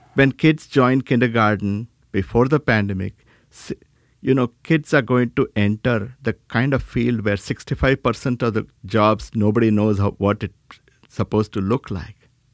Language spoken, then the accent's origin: English; South India, India; moved away; I was born in India, South India